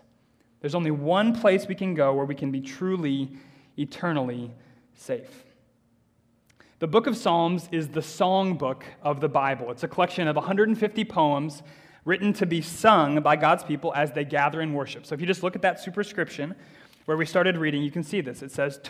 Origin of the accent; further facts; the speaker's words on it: United States; moved away; when I was growing up in America